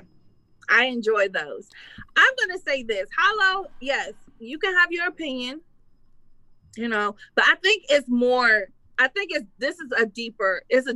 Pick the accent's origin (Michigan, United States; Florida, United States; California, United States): Michigan, United States; Detroit; I'm from Detroit